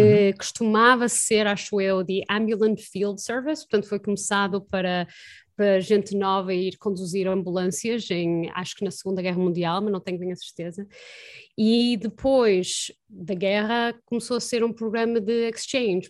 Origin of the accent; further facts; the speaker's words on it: Porto, Norte, Portugal; moved away as an adult; now in Boston, United States; eu cresci no Porto